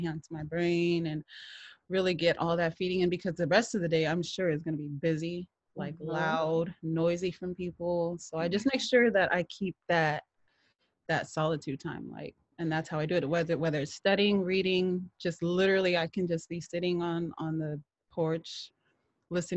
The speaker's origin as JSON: {"language": "English", "town": "Seattle", "region": "Washington", "country": "United States", "tie": "born or raised there", "also_born_or_lived": "Southern California", "said": "We were raised here in Seattle, born raised here between here and Southern California"}